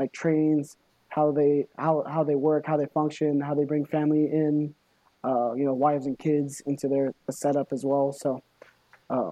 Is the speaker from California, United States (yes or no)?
yes; Los Angeles, California, United States; moved away; LA. You know, that's my hometown